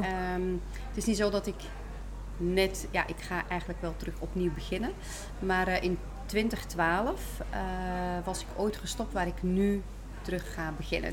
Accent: Belgium; zoals je hoort, ik kom uit België.

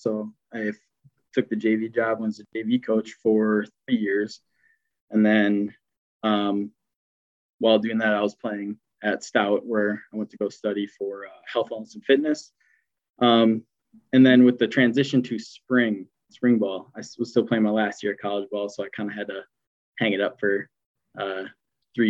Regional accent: West Bend, Wisconsin, United States; I grew up in the West Bend, kind of Jackson area

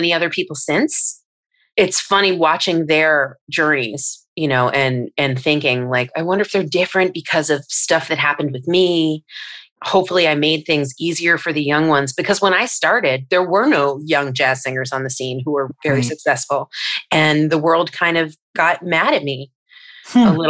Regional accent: Long Island, New York, United States; Long Island

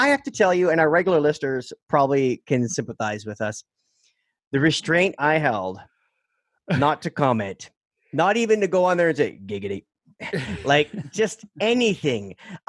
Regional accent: Canada; Being Canadian

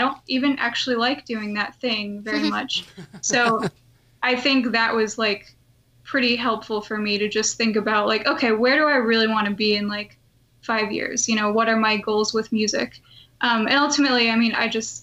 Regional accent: Massachusetts, United States; moved away as an adult; also born or lived in Rhode Island; now in California, United States; I'm originally from Massachusetts, so I was in the Rhode Island Children's Chorus for a while

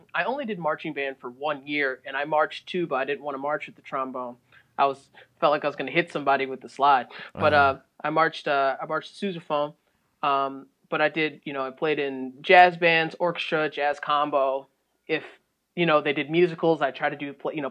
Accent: Naperville, Illinois, United States; also born or lived in Aurora, Illinois; I moved around a bit when I was a kid, but really out of the suburbs of Chicago, Illinois.

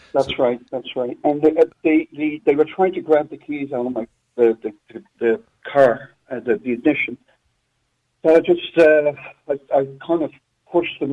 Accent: Ireland; born or raised there; moved away

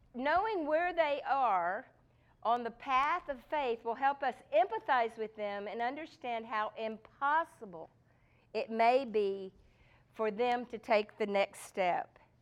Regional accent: Texas, United States; I'm from Texas

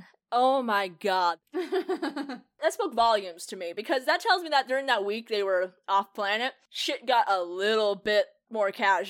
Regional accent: Ireland; It makes sense because I'm Irish, and every time somebody calls me Scottish, I want to strangle them.

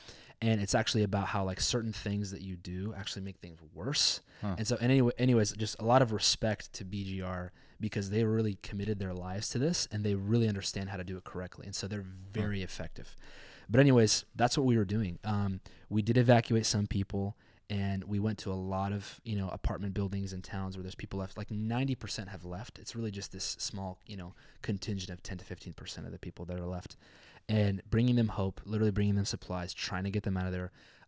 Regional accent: Spokane, Washington, United States; also born or lived in Ukraine; I grew up in Spokane

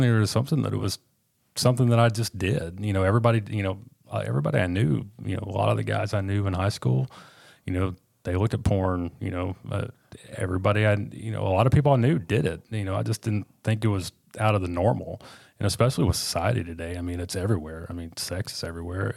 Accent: Northwest Arkansas, United States; also born or lived in Little Rock, Arkansas / England, Arkansas; I was born in Little Rock, and I lived in, uh, southern Arkansas in a town called England, down in the, uh, Cotton Belt. Um, we moved up here when I was in, I believe, third grade

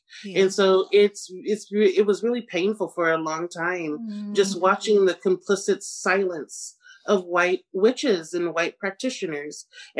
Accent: Pacific Northwest, United States; because I grew up in the Pacific Northwest predominantly, surrounded by whiteness

